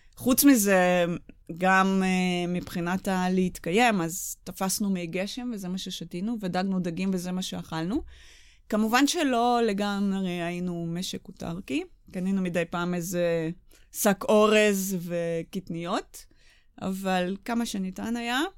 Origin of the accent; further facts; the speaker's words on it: Israel; הגענו מישראל